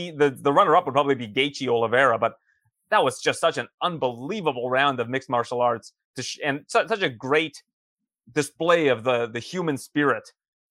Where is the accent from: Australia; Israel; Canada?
Canada; I'm the Canadian here